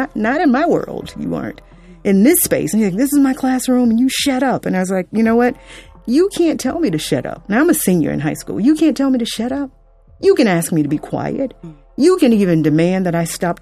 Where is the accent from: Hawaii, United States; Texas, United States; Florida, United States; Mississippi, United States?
Florida, United States; Fort Lauderdale; I grew up in South Florida, Fort Lauderdale